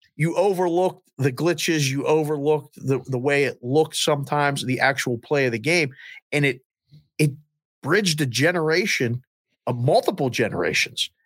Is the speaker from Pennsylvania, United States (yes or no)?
yes; Pittsburgh, Pennsylvania, United States; growing up in Pittsburgh